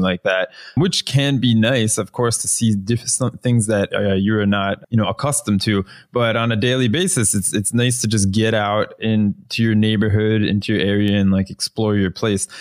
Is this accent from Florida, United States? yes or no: yes; Florida, United States; moved away; I'm originally from the United States. I'm from Florida, which is about one of the flattest places